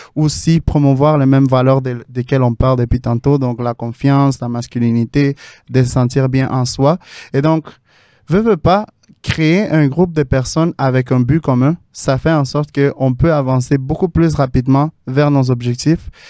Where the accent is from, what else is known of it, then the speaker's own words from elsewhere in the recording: Mexico City, Mexico; now in Montreal, Canada; je viens de la ville de Mexico